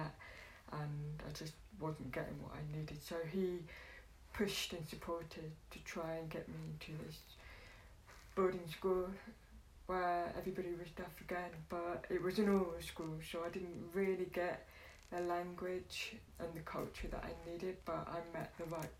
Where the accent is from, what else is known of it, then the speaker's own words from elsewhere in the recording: London, United Kingdom; I grew up in East London, Poplar area, Tower Hamlets, through the 80s